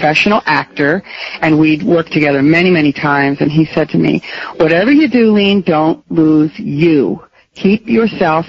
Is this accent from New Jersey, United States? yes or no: yes; New Jersey, United States; also born or lived in New York; now in Massachusetts, United States; I grew up in New Jersey